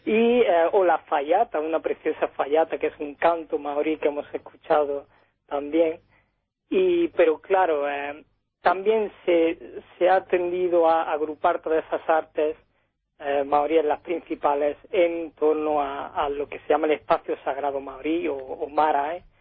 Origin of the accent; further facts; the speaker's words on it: Oakland, California, United States; born there; yo nací en Oakland simplemente porque, bueno, mis padres estuvieron casi, bueno, más de 10 años trabajando allí